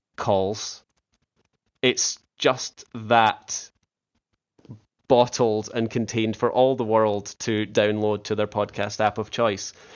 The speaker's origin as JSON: {"language": "English", "region": "Scotland", "country": "United Kingdom", "accent": "Scottish", "said": "my Scottish accent"}